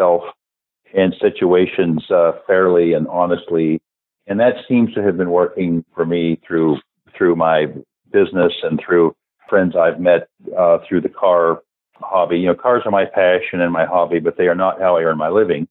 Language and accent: English; California, United States; moved away as an adult; also born or lived in Oklahoma City, United States / Tulsa, United States / Jackson, Mississippi, United States / Japan; I grew up in California